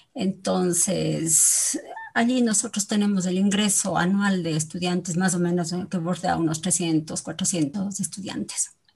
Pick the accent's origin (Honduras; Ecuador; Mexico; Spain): Ecuador; nosotros como ecuatorianos